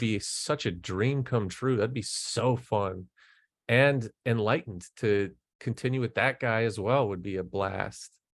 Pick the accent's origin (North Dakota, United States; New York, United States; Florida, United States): North Dakota, United States; Fargo; I'm from Fargo, North Dakota